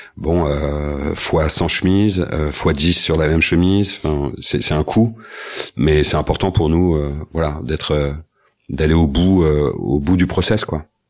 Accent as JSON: {"language": "French", "town": "Rennes", "region": "Brittany", "country": "France", "also_born_or_lived": "Paris", "moved": "yes", "said": "j'ai passé 20 ans à, à Paris. Je suis rennais d'origine et je suis revenu il y a trois ans trois ans à Rennes"}